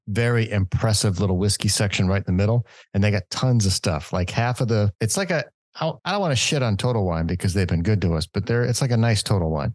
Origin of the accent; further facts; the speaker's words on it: Southern California, United States; for us guys growing up in Southern California, we always had Tijuana